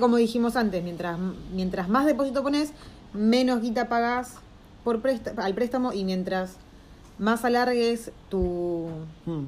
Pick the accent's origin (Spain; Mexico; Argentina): Argentina; moved away